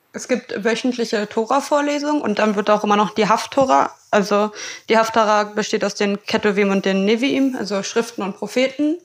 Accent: Berlin, Germany; als gebürtige Berlinerin

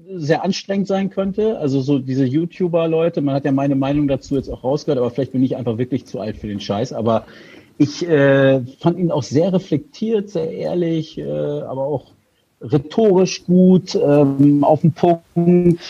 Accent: Hildesheim, Lower Saxony, Germany; Ich bin ja Hildesheimer

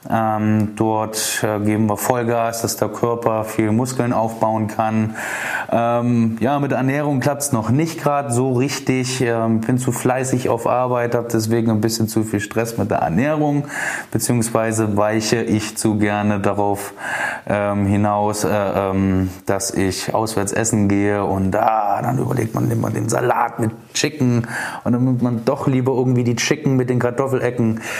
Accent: Dresden, Saxony, Germany; Also, ich bin am 26.10.1988 geboren in Dresden, wohne auch immer noch hier. Ich liebe diese Stadt

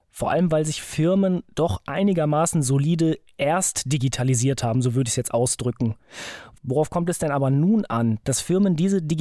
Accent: Germany; gerade bei uns in Deutschland.

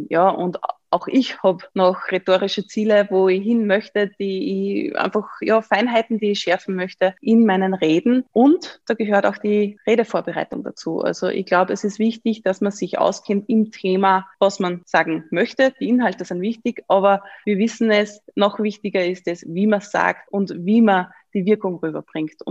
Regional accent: Upper Austria, Austria; Also ich habe gesagt, ich bin aus Oberösterreich.

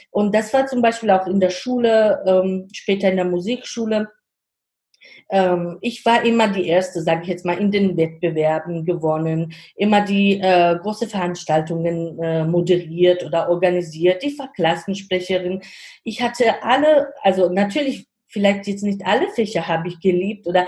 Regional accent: Georgia; German is a second language; now in Germany; weil ich komme aus Georgien und sage ich auch, also mittlerweile habe ich auch schon die deutsche hm, Staatsangehörigkeit, aber ich sage immer, im Herzen bleibe ich ähm, eine Georgierin.

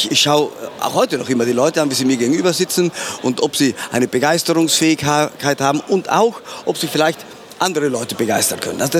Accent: Trentino-Alto Adige, Italy; Und ich als Südtiroler, sprich mit Passaporto Italiano, habe gedacht, alles, alles was, was ähm, nicht verboten ist, das ist ja erlaubt.

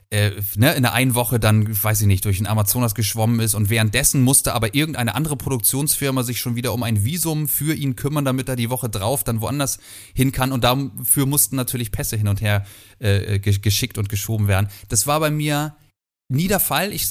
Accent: Kiel, Schleswig-Holstein, Germany; Also ähm, ich bin in Kiel groß geworden, habe niemals woanders gelebt.

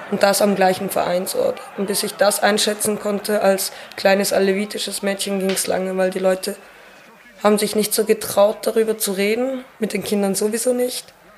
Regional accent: Arbon, Thurgau, Switzerland; und ich bin in der Altstadt aufgewachsen in Abon, die wunder wunderschön ist

